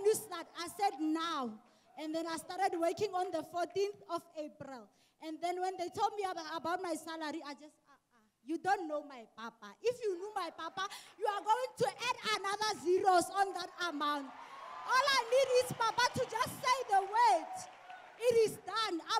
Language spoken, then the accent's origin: English; Atteridgeville, Gauteng, South Africa; I'm from Atrageville.